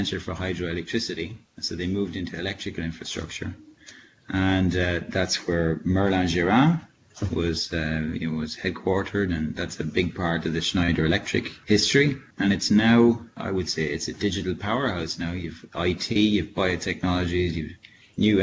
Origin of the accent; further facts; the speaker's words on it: Ireland; moved away as an adult; now in France; I grew up in rural Ireland